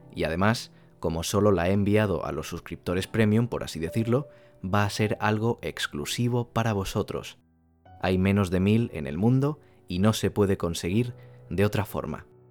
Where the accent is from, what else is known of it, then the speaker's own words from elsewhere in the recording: Castellón de la Plana, Valencian Community, Spain; Soy de una ciudad al ladito de Valencia que se llama Castellón de la Plana